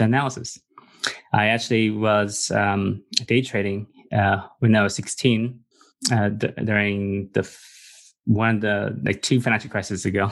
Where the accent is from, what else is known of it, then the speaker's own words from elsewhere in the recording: Los Angeles, California, United States; also born or lived in refugee camp; I came to America when I was three, and I grew up in Los Angeles, in California